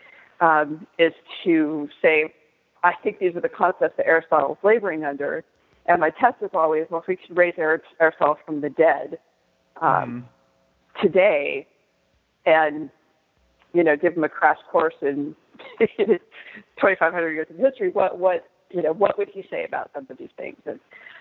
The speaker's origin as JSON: {"language": "English", "country": "United States", "said": "we're American"}